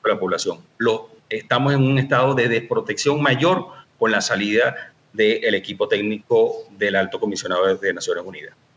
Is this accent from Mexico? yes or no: no; Caracas, Capital District, Venezuela; soy de Caracas